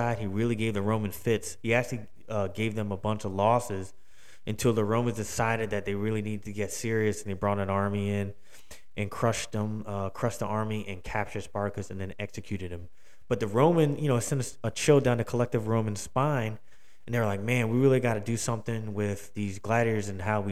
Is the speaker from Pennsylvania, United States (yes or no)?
yes; Philadelphia, Pennsylvania, United States; Philly, my hometown